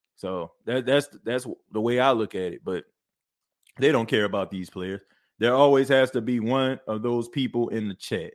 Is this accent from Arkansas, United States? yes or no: yes; Arkansas, United States; I'm from Arkansas